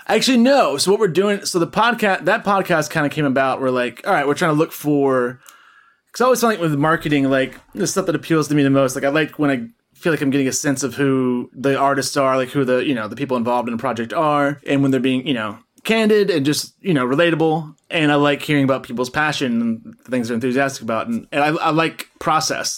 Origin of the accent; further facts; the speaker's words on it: Tennessee, United States; I'm from Tennessee